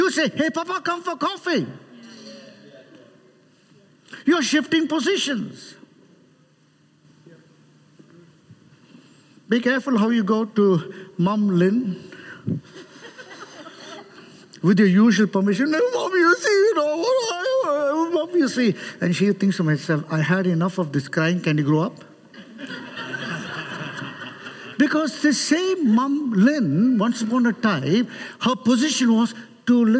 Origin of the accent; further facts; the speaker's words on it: Chennai, Tamil Nadu, India; I'm from Chennai